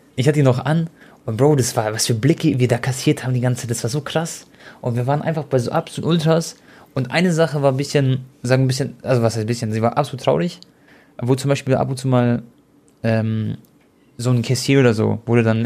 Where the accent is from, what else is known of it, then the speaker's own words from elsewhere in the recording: Munich, Bavaria, Germany; für mich als Münchner